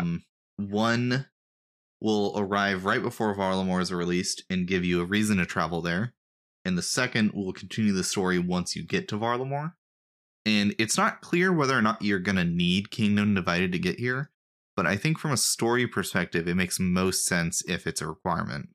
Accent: United States; I'm an American

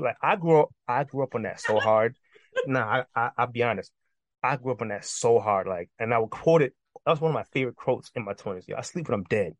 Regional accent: New York City, New York, United States; I'm from New York. You know what I mean? I'm from the borough. You know what I'm saying? We're from New York City.

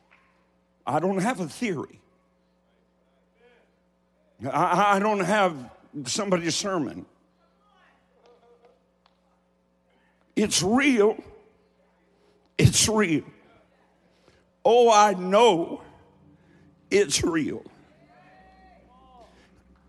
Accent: Eastern Kentucky, United States; I'm from Eastern Kentucky

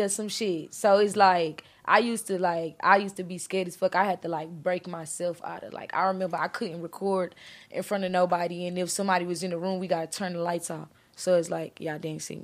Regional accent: Beaumont, Texas, United States; also born or lived in Houston; I'm actually from, I'm kind of, I came from Houston, but I'm from Beaumont

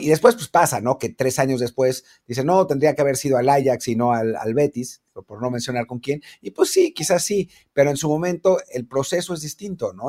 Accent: Mexico

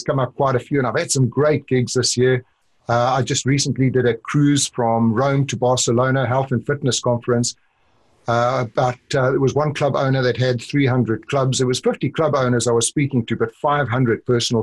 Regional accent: South Africa; accent: South African; moved away; also born or lived in Orlando; I grew up in South Africa

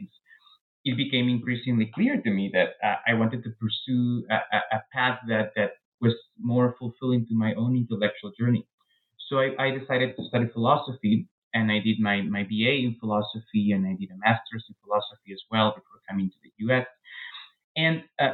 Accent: Peru; moved away as an adult; now in United States; I was born in Peru, raised in Peru, and I really stayed in Peru until I was 26 or so when I came to the U.S. for grad school

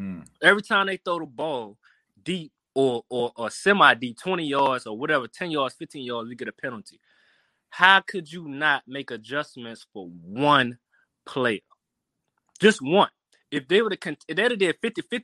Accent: New Orleans, Louisiana, United States; I'm from New Orleans.

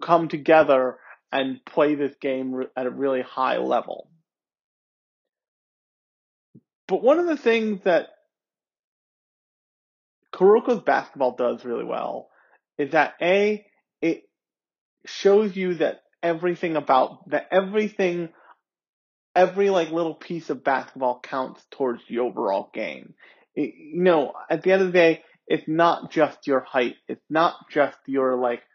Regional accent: United States; born or raised there

